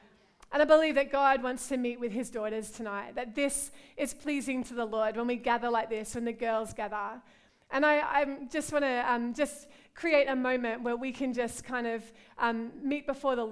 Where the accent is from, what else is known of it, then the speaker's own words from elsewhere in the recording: Australia; moved away as an adult; also born or lived in London; now in Liverpool, United Kingdom; I'm from Australia. You can hear my accent, right?